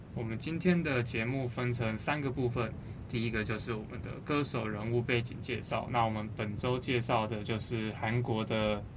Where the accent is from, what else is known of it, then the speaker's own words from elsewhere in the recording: Taiwan; 我们台湾人